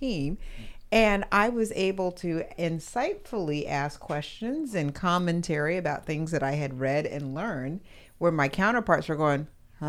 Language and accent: English; Alaska, United States; moved away; I come from Alaska, so we don't have any professional teams at all.